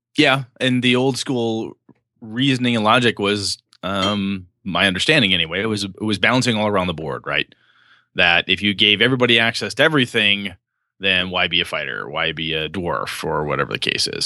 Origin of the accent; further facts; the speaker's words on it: United States; I'm an American, German, Polish, and Welsh guy.